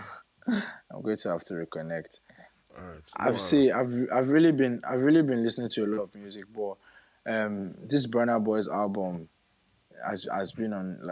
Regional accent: Edo, Nigeria; I'm from Edo

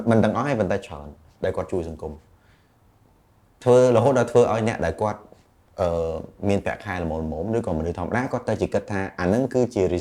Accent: Cambodia; born or raised there

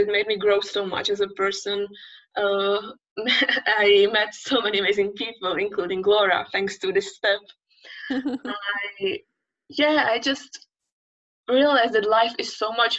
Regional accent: Czechia; moved away as an adult; now in Barcelona, Spain; I'm from the Czech Republic, and that's the place where I spent my all childhood, my all teenage years. And I was brought up there, I grew up there

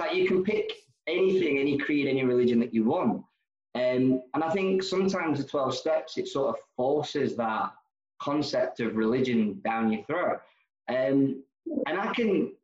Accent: Nenagh, Munster, Ireland; also born or lived in London; now in Glasgow, United Kingdom; I was born in Ireland, a place called Nina, in County Tipperary

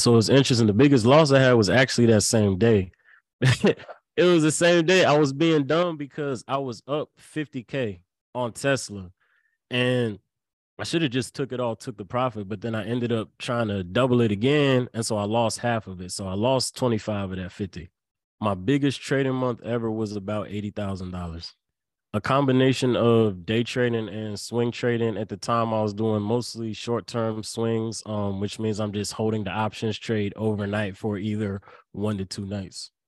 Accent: Lynchburg, Virginia, United States; I went to a small school, uh, called University of Lynchburg right in my hometown

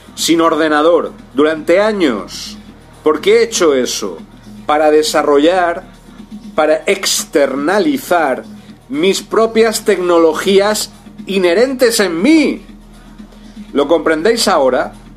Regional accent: Spain; also born or lived in Brazil; en España, en mi país.

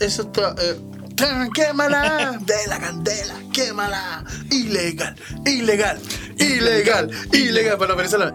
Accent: Chile

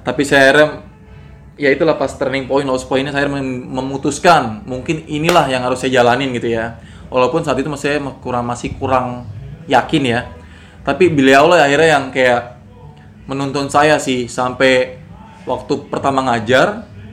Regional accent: Indonesia; also born or lived in Bali

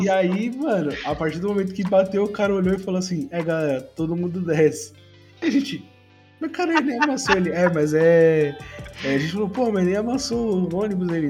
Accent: São Paulo, Brazil; eu sou de São Paulo

